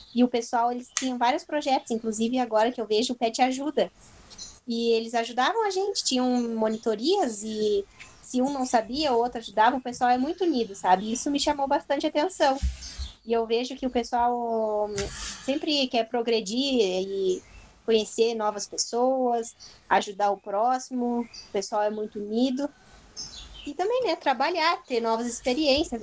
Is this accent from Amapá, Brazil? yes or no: no; Turuçu, Rio Grande do Sul, Brazil; Eu sou de Turuçu, tenho 25 anos